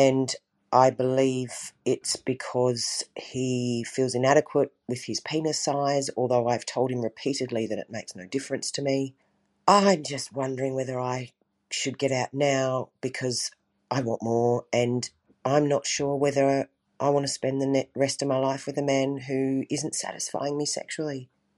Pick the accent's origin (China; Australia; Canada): Australia; I'm from Australia and absolutely love your podcast. And I have a question for you. I'm almost a 50-year-old woman